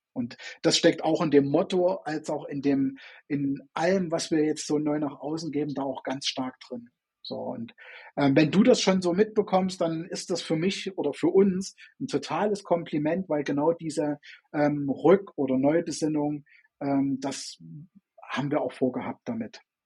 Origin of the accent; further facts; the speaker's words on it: Chemnitz, Saxony, Germany; bin in, äh, in Chemnitz oder damals Karl-Marx-Stadt hieß es ja noch, vor der Wende geboren